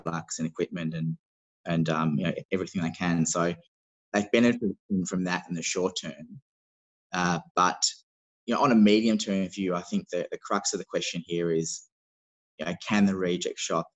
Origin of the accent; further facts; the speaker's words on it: Melbourne, Victoria, Australia; I'm from Melbourne